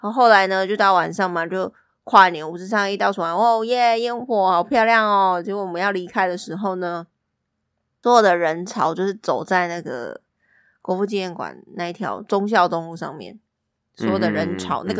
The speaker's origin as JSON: {"language": "Chinese", "region": "Taipei", "country": "Taiwan", "said": "因为我们没有去过一零一跨年，你知道，身为台北人，但是没有真真切切去过那个地方跨年。"}